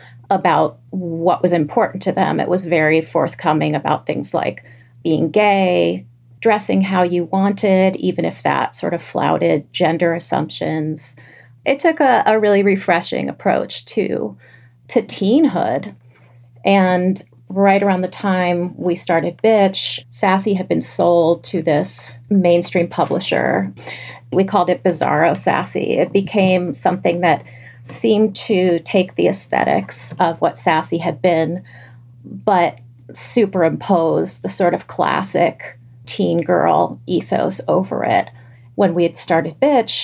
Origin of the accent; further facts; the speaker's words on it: New York City, New York, United States; growing up in New York City